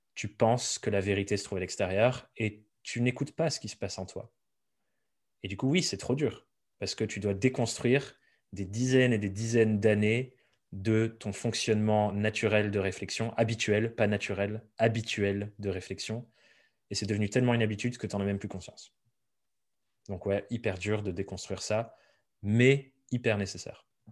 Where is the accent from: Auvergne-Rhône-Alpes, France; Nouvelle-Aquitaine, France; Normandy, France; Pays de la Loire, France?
Nouvelle-Aquitaine, France; Dordogne; moved away as an adult; also born or lived in Paris; j'ai grandi en Dordogne